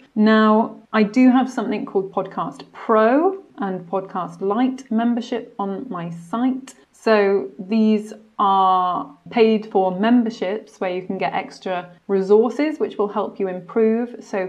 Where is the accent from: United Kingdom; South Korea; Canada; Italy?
United Kingdom; Wales; accent: received pronunciation; I would say my accent is quite neutral, quite in line with received pronunciation. Why is that? It's because both of my parents are English, so I didn't pick up a Welsh accent. And because Monmouthshire is a very English part of Wales